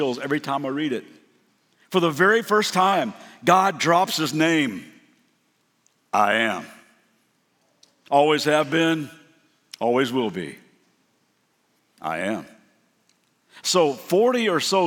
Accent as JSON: {"language": "English", "town": "Lexington", "region": "Kentucky", "country": "United States", "said": "I'm from Lexington, Kentucky"}